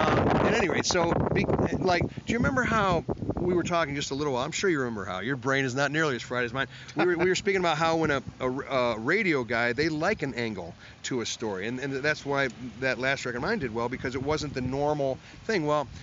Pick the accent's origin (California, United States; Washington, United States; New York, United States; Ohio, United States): Ohio, United States; Cleveland; But I came from Cleveland, Ohio, you know, and I was trained in the flats, man.